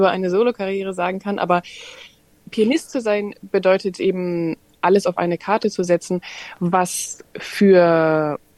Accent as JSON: {"language": "German", "country": "Germany", "lives_now": "Australia", "said": "dass es hier eben durchaus anders ist, natürlich als zum Beispiel in Deutschland, jetzt"}